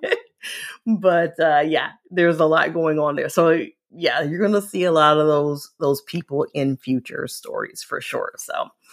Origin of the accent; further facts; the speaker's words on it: Cleveland, Ohio, United States; now in North Carolina, United States; we moved here to North Carolina from Cleveland, which I'm a Clevelander